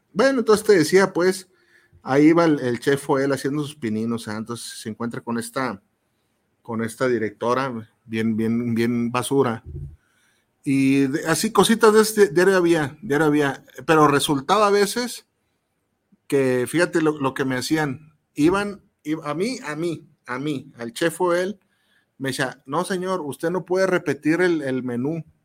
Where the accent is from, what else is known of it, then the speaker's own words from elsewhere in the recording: Mexico; como, como mexicanos